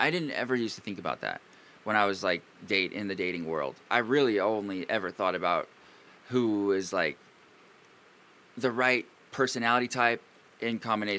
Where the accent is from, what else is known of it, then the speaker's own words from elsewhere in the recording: Pacific Northwest, United States; I'm from the Pacific Northwest